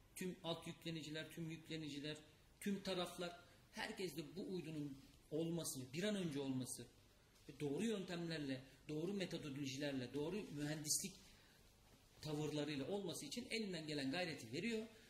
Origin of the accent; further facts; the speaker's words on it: İzmir, Turkey; moved away; ben İzmirliyim İzmir'e gidip geliyorum devamlı